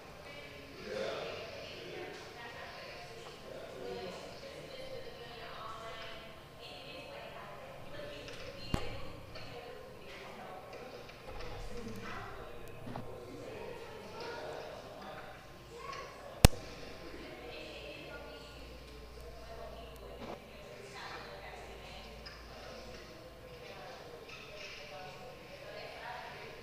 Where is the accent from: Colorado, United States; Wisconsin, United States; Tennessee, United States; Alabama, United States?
Alabama, United States; Mobile; I'm from Mobile. I'm born and raised here.